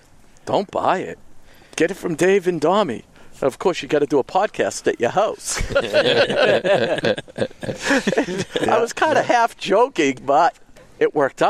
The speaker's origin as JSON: {"language": "English", "town": "Swampscott", "region": "Massachusetts", "country": "United States", "tie": "born or raised there", "said": "I grew up in Swampscott across the street from the train tracks."}